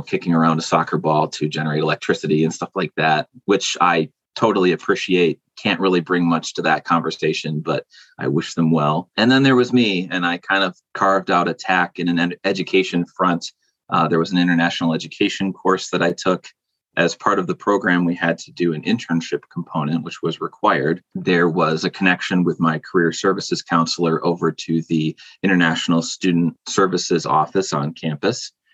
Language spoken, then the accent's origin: English; rural area between Buffalo and Rochester, New York, United States; I'm from Buffalo, New York, but more specifically, kind of a rural no man's land in between Buffalo and Rochester